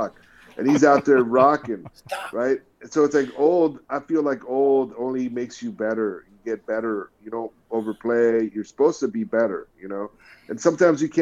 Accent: Bay Area, California, United States; growing up in the Bay Area

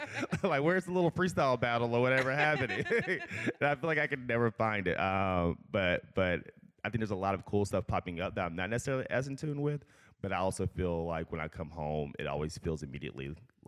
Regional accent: Clinton, Mississippi, United States; moved away as an adult; also born or lived in Atlanta, Georgia; now in New York, United States; I'm from Clinton, Mississippi, so I grew up here. Pretty much birth through 18, graduated high school. Now I live in New York

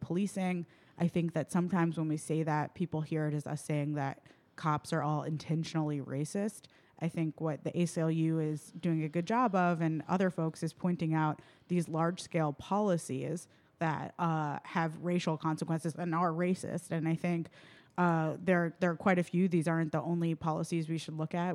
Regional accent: New York City, New York, United States; now in Milwaukee, United States; I'm originally from New York City

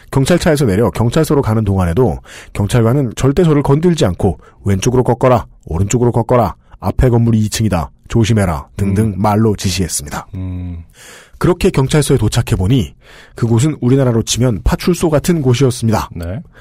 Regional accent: South Korea; 나는 한국에서 온 유학생인데 전차를 탄 적이 몇 번 없어 잘 몰랐다.

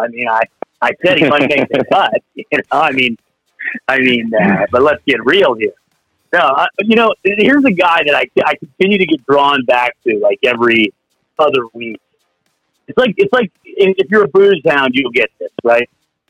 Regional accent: Tampa, Florida, United States; here in my hometown of Tampa

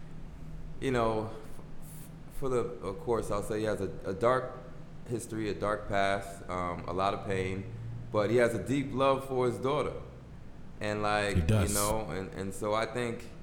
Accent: Boston, Massachusetts, United States; I'm from Boston, Massachusetts, a Roxbury kid

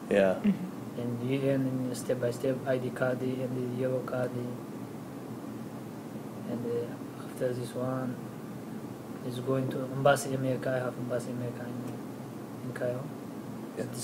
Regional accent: Eritrea; first language Tigrinya; English is a second language; now in United States; I come from Eritrea in uh, Africa behind Ethiopia. Mm-hmm. Mm, my language is Tigrinya.

